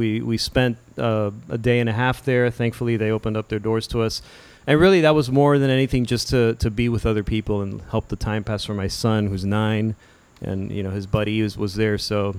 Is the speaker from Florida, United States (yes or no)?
yes; Miami, Florida, United States; yeah, I'm from Miami, and oh, you see, you evacuated.